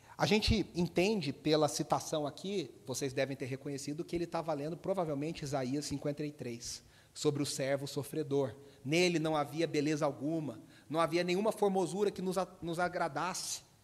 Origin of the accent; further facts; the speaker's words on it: Brazil; also born or lived in Belo Horizonte; a gente aqui no Brasil tem muitos sotaques